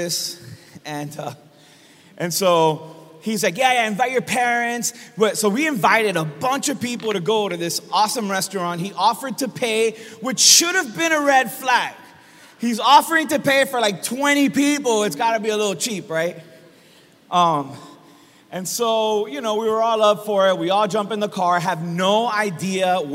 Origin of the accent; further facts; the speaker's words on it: Miami, Florida, United States; I'm born and raised in Miami